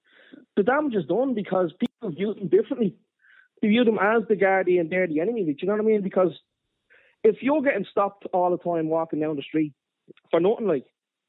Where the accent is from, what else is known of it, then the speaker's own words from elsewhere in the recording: Dublin, Leinster, Ireland; I remember when I was growing up, I'm from Ballymun originally now, and I remember growing up, there was community guards.